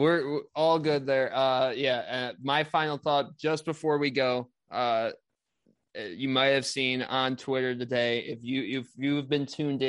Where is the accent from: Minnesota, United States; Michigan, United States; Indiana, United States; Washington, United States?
Michigan, United States; Jeff Fisher come back to coaching football games in my home state.